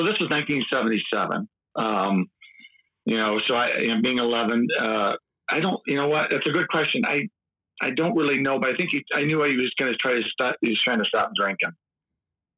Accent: east side of Michigan, United States; accent: Midwestern; also born or lived in Muskegon; now in West Michigan, United States; Grew up on the east side of Michigan

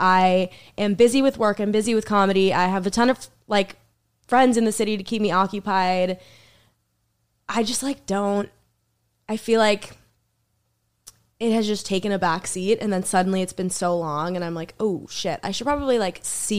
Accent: Boston, Massachusetts, United States; moved away as an adult; now in New York, United States; I'm from Boston.

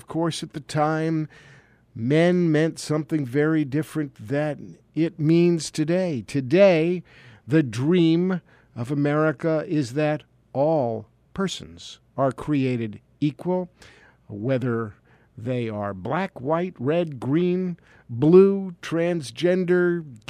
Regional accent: New York City, New York, United States; I am a product of white privilege, although I'm Jewish. I was born and brought up in New York City

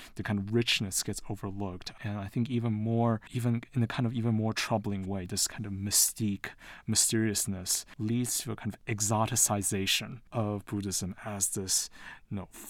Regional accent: Taiwan; also born or lived in London / United States / New York; now in Utah, United States; I'm originally from Taiwan. I was born in London, but I grew up in Taiwan and the US, and I lived in New York before moving to Utah.

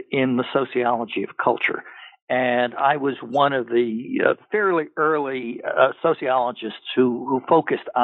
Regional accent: New York City, New York, United States; moved away; also born or lived in Pennsylvania / Massachusetts / Minnesota / Georgia; I was born in New York City and in Manhattan

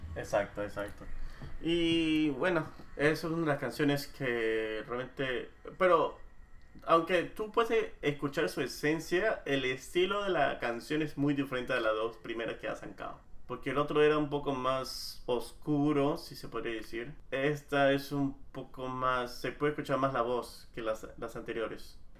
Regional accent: Lima, Peru; moved away; entre nosotros los limeños habíamos dicho que nuestro acento era neutro

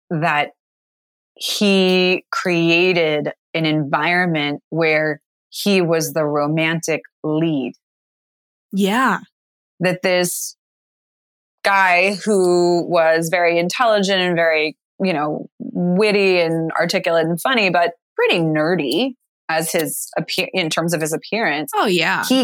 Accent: New York, United States; now in Los Angeles, United States; And now that I live in LA as a New Yorker, I have even more appreciation for those moments.

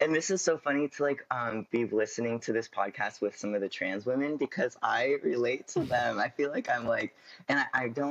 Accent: California, United States; I'm from California.

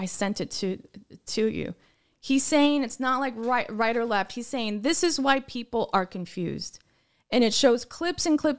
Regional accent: United Kingdom; I'm not arguing. I'm just British.

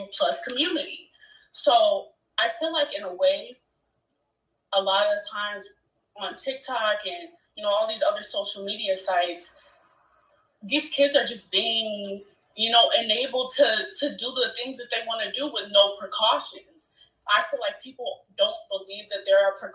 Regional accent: Chicago, Illinois, United States; I'm from Chicago

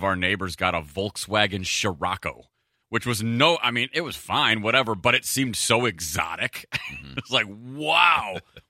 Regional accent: Detroit, Michigan, United States; when I was a kid, growing up in the Detroit area

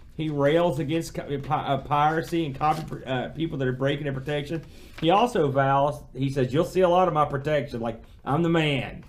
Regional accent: United States; being an American

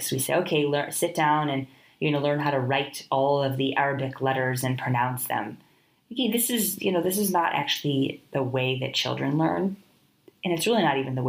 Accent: Midwestern United States, United States; first language English; moved away as an adult; now in India; My husband was born and raised in India, myself in the Midwestern United States.

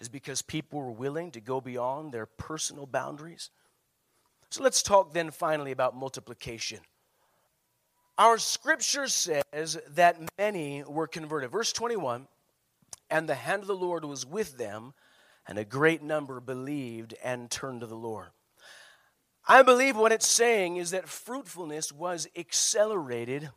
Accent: Prescott, Arizona, United States; moved away; I was raised in Prescott

